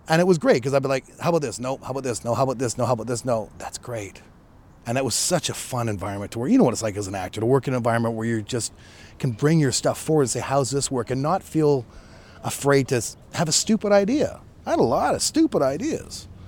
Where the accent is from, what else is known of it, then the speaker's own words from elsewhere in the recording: Chilliwack, British Columbia, Canada; moved away as an adult; also born or lived in New Westminster; now in Los Angeles, United States; Originally from New West, I was born in New Westminster, I grew up in Chilliwack